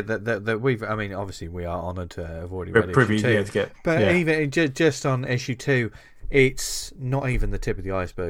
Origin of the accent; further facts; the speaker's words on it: England, United Kingdom; I'm an English white boy.